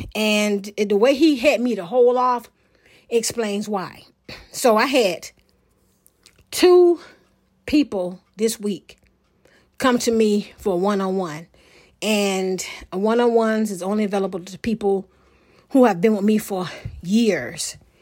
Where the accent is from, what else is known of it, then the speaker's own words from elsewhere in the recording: Portsmouth, Virginia, United States; moved away; my hometown, Portsmouth, Virginia